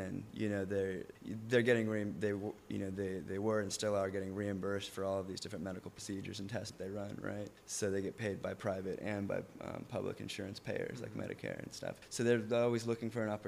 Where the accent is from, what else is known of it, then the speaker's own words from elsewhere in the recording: Santa Ana, California, United States; moved away as an adult; now in Nicaragua; I'm originally from Orange County, California, from Santa Ana, and right now I live in Nicaragua in Central America